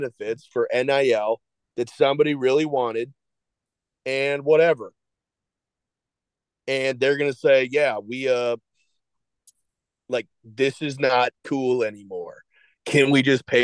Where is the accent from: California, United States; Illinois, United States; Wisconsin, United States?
Illinois, United States; we're from Illinois